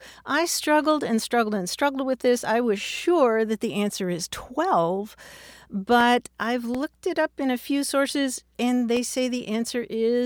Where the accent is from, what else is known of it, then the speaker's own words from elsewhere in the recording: Kentucky, United States; sledding, which is what I grew up with in Kentucky.